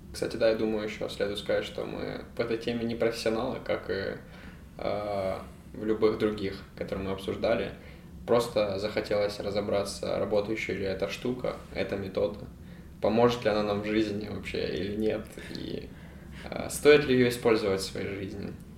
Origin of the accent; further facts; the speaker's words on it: Ukraine; я филантроп и я из Украины